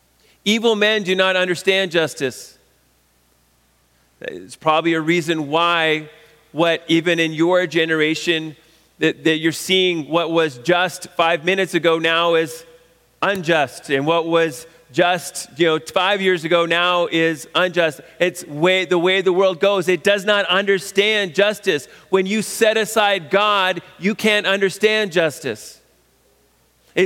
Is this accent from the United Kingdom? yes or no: no; Canada; a Canadian in 2020